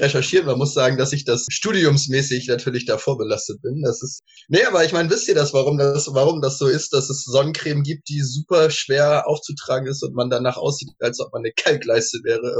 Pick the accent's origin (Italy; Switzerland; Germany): Germany; Northern Germany; als äh, Norddeutscher